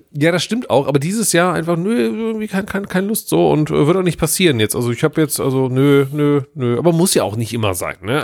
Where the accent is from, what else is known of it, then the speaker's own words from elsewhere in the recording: Cologne, North Rhine-Westphalia, Germany; ich bin ein Kölsche Jung